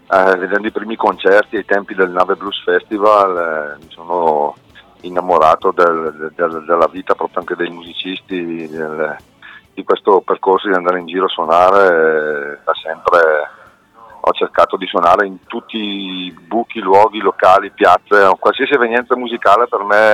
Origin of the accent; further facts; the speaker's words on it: Pisogne, Lombardy, Italy; io sono di, Pis- sono di Pisonia, lago di Geo.